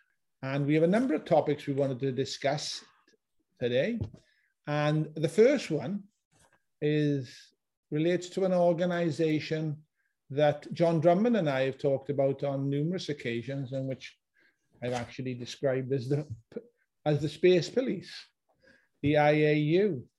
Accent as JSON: {"language": "English", "town": "Merthyr Tydfil", "region": "Wales", "country": "United Kingdom", "said": "I'm from Merthyr"}